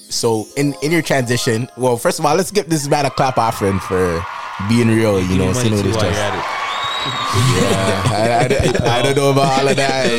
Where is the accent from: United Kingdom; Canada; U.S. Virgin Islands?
Canada; Toronto, Ontario; growing up in Rexdale.